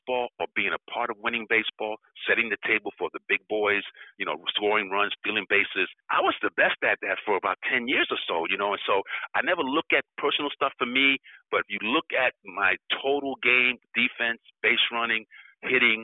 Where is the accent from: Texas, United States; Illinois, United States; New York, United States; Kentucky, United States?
New York, United States; I grew up in New York